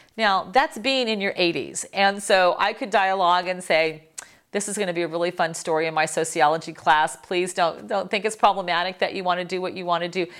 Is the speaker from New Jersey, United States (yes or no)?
no; Miami, Florida, United States; I'm from Miami.